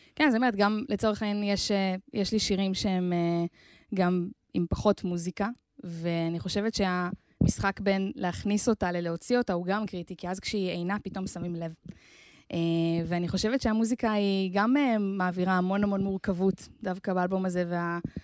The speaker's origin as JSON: {"language": "Hebrew", "town": "Ganei Hadar", "region": "Central District", "country": "Israel", "tie": "born or raised there", "said": "נולדתי במושב שנקרא גני הדר, כן. ליד רחובות."}